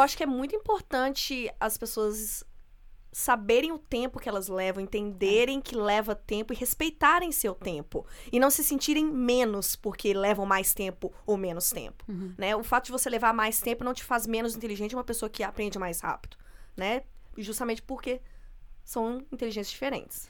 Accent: interior of Minas Gerais, Brazil; eu sou do interior de Minas

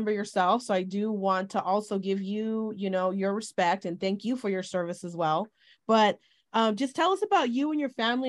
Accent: Bay Area, California, United States; I'm from the Bay Area, so I'm not really familiar with Orange County or Southern California

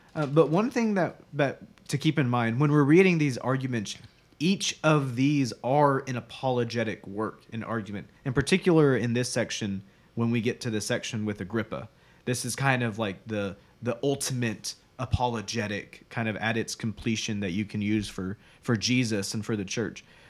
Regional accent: United States; as American Christians

